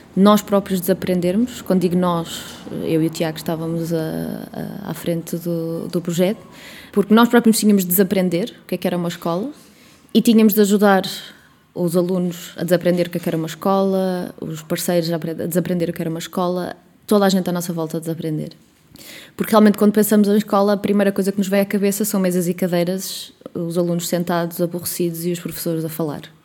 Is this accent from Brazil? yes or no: no; Coimbra, Centro, Portugal; now in Porto, Portugal; eu não sou de cá, não sou do Porto, eu sou de Coimbra, mas eh, considero o Porto a minha terra.